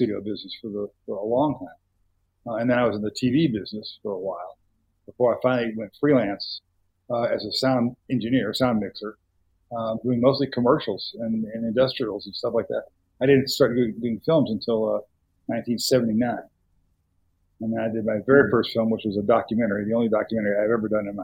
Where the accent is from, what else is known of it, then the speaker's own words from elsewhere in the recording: Dallas, Texas, United States; I grew up in Dallas, where the film community was